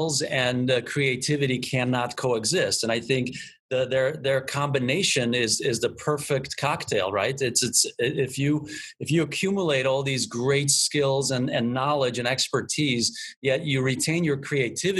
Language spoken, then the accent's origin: English; Budapest, Hungary; moved away; I am originally from Budapest